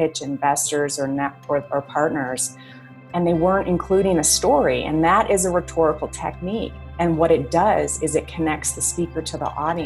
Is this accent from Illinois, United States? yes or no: yes; Chicago, Illinois, United States; moved away as an adult; now in Fort Collins, United States; I'm born and raised in Chicago.